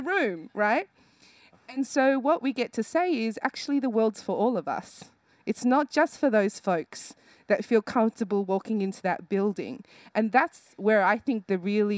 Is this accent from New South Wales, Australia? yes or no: yes; Sydney, New South Wales, Australia; born or raised there